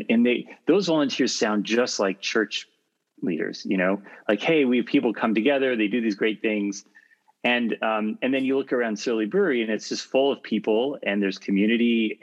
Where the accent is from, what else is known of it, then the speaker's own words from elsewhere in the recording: California, United States; I grew up in California in a secular home